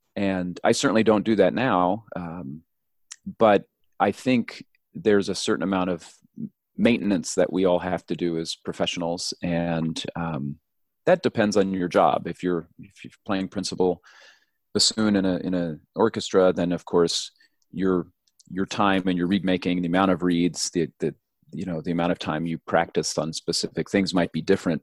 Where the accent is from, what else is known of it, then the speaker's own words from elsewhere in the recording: New Mexico, United States; I grew up in New Mexico